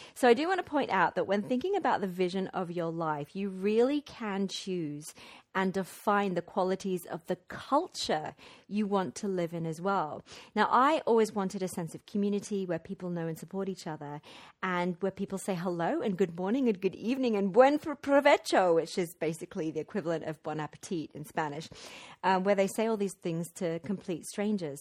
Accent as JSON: {"language": "English", "town": "Wimbledon", "region": "London", "country": "United Kingdom", "tie": "born or raised there", "also_born_or_lived": "Mexico / Guatemala", "moved": "as an adult", "said": "I am in this gorgeous, light-filled house in my hometown, Wimbledon"}